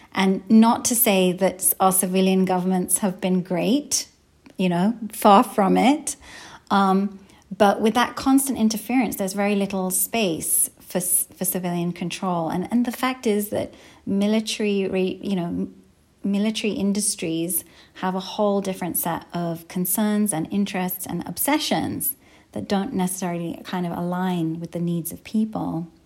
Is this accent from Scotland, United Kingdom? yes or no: no; London, United Kingdom; now in Minnesota, United States; I grew up in London, but we went pretty much every year to Pakistan